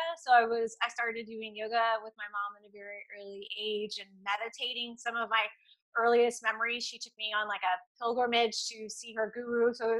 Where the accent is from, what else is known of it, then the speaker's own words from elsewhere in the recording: Atlanta, Georgia, United States; also born or lived in Pensacola, Florida; I was born in Pensacola, Florida on the Naval base. And I never lived in Florida except for 6 months of my life. My parents moved immediately to Atlanta.